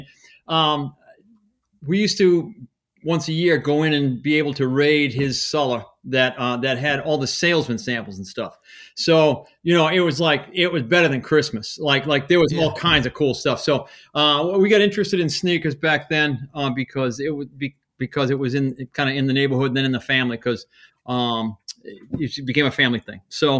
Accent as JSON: {"language": "English", "town": "Boston", "region": "Massachusetts", "country": "United States", "tie": "born or raised there", "also_born_or_lived": "New Hampshire", "said": "So I'm from Boston. I did high school and schooling in the suburbs, but I was born in the city."}